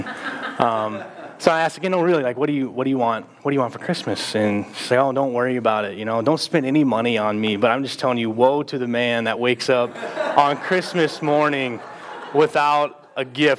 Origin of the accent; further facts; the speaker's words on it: Texas, United States; now in Mason City, United States; we're both from Texas